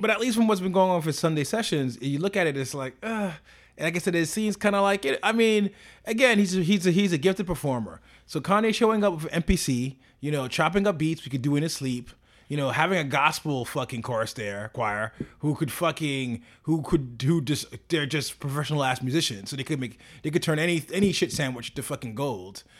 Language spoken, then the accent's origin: English; New York, United States; as a New Yorker